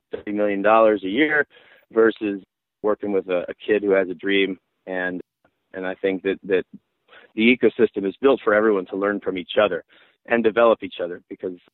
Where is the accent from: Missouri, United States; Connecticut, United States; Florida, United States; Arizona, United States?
Florida, United States; Miami; moved away; also born or lived in Birmingham, Alabama; I grew up in Miami